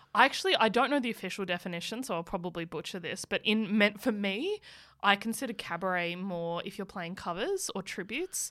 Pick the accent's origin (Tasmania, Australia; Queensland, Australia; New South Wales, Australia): New South Wales, Australia; Muswellbrook; moved away; also born or lived in Newcastle / Melbourne / Canberra / Sydney; I grew up in Musselbrook